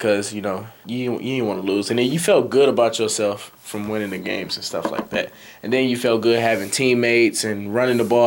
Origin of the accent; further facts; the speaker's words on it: Muskegon, Michigan, United States; also born or lived in Carthage, Mississippi; my mother moved up here when I was like one or two. And ever since, I was raised in Muskegon.